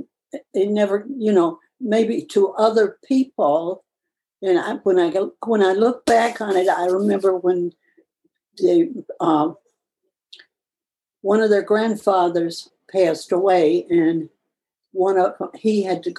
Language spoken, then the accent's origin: English; the Deep South, United States; moved away as an adult; now in New York State, United States; there was a lot of segregation in the South when I was growing up